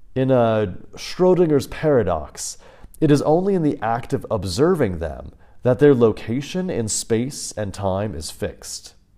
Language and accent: English; United States; moved away as an adult; also born or lived in Kansas; growing up in the States, life there felt foreign.